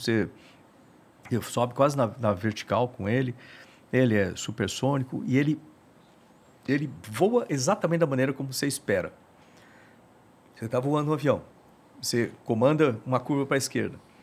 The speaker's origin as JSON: {"language": "Portuguese", "town": "Bauru", "region": "São Paulo", "country": "Brazil", "tie": "born or raised there", "moved": "yes", "said": "eu sou lá de Bauru"}